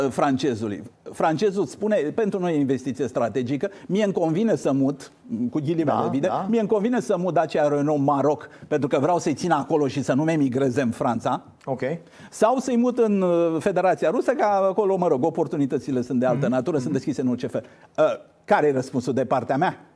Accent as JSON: {"language": "Romanian", "region": "Argeș", "country": "Romania", "said": "sunt din Argeș"}